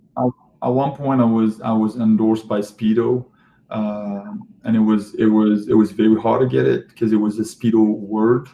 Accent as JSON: {"language": "English", "country": "Algeria", "moved": "yes", "said": "my home country, home country in Algeria"}